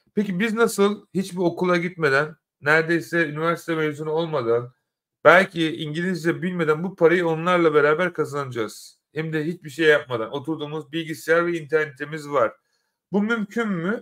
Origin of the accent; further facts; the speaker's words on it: Turkey; now in London, United Kingdom; ben de Türkiye'de doğdum